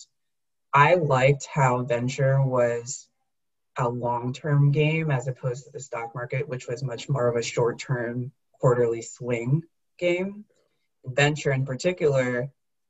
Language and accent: English; Armonk, New York, United States; I was born and raised in Westchester County, New York. It's about an hour outside the city, a town called Armonk